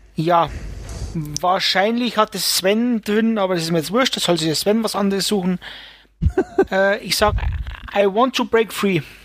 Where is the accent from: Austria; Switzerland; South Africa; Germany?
Germany; Bavaria; es kommt ja bald die Stadezeit, wie es bei uns in Bayern heißt